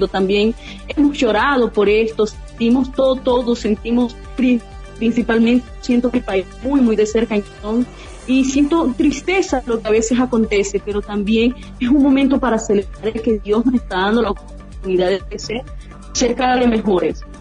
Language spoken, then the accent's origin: Spanish; Venezuela; now in Brazil; Extraño ese sentir de familia, que tú estás en Trujillo, otro en Caracas, y gritar, oye, somos venezolanos.